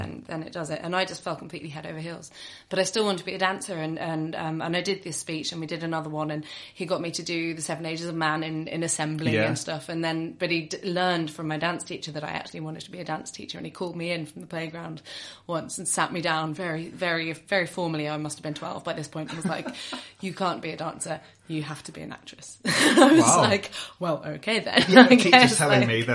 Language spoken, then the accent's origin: English; Northamptonshire, East Midlands, United Kingdom; also born or lived in Lancashire; I grew up actually in Northamptonshire